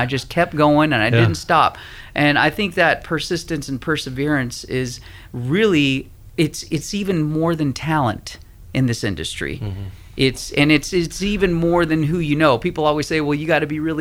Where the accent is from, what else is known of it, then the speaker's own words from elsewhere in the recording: Houston, Texas, United States; moved away; also born or lived in Southern California; I'm originally from Houston, Texas